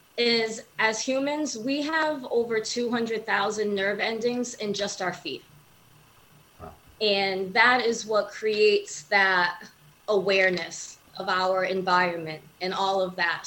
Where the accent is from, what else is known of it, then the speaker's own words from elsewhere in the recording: New Bedford, Massachusetts, United States; also born or lived in Arizona; Born and raised in uh, New Bedford, Massachusetts